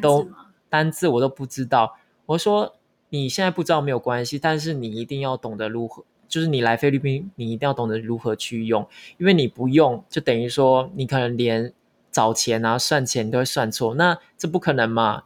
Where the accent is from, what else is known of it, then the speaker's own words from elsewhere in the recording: Taiwan; 我们都是台湾人